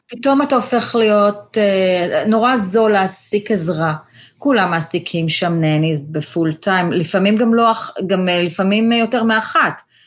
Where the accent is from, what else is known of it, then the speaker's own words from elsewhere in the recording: Tel Aviv, Tel Aviv District, Israel; moved away as an adult; also born or lived in China; now in Fair Lawn, United States; אני ילדה טובה תל אביב, גדלתי ברמת אביב